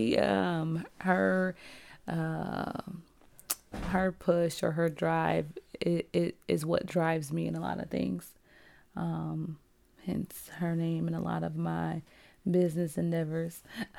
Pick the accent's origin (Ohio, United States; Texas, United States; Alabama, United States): Ohio, United States; Cleveland; I'm from Cleveland and different things like that.